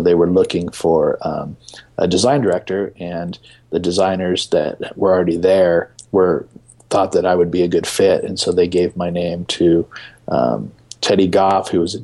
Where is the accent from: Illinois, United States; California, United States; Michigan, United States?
California, United States; San Diego; I'm from San Diego, so there's a large Latino population there